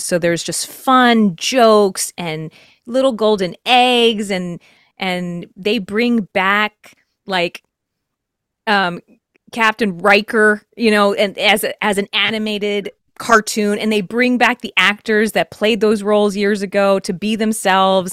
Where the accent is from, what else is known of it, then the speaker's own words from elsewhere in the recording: Texas, United States; I'm from Texas